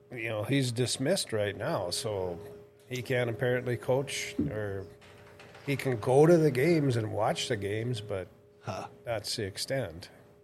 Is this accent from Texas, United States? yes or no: no; Fargo, North Dakota, United States; also born or lived in Minot, North Dakota; I grew up in Fargo, and lived out in Minot, and raised my kids out in Minot.